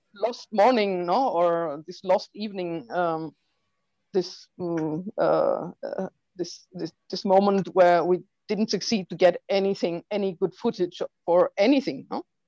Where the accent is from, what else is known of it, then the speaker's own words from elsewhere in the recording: Heilbronn, Baden-Württemberg, Germany; I'm coming from Germany